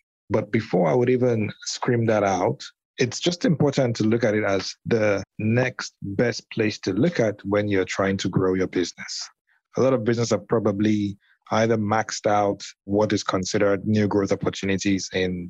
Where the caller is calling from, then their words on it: Lagos, Nigeria; I'm calling in from Lagos, Nigeria.